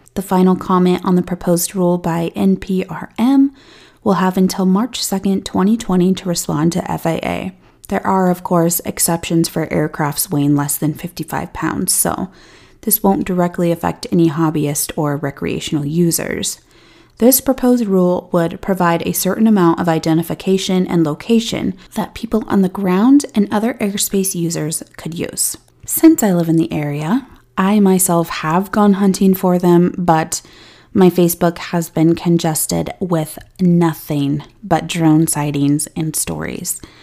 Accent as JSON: {"language": "English", "region": "Colorado", "country": "United States", "tie": "born or raised there", "said": "my hometown here in Colorado"}